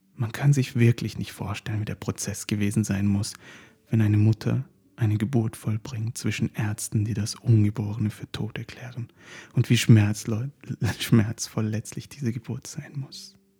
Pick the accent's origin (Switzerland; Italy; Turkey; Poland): Turkey; now in Germany; Wir sind ländlich auf den Bergen in der Türkei aufgewachsen